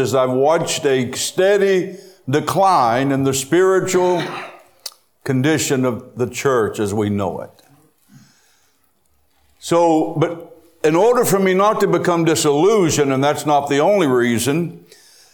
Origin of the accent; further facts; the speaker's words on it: United States; I am an American